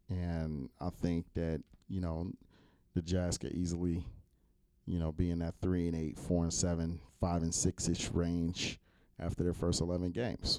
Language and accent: English; East Coast, United States; And I'm from the East Coast.